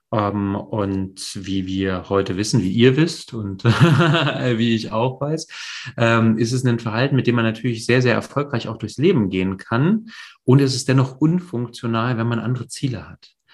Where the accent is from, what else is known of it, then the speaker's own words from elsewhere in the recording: East Germany, Germany; moved away; also born or lived in Poland / West Berlin; ich bin in der DDR ähm, geboren und aufgewachsen äh, die ersten Jahre.